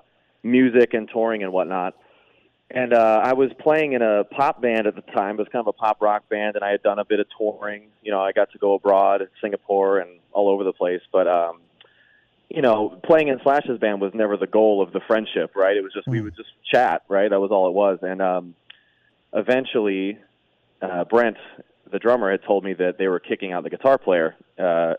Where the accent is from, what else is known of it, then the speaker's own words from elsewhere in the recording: Las Vegas, Nevada, United States; born and raised in Vegas.